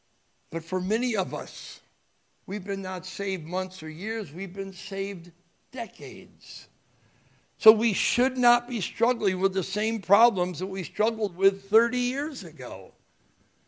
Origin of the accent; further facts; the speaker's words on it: United States; I was born in America